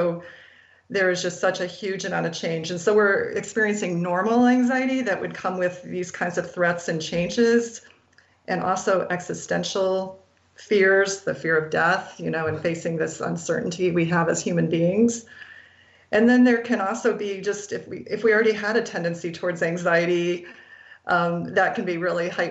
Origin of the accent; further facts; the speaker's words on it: Iowa, United States; I grew up in Iowa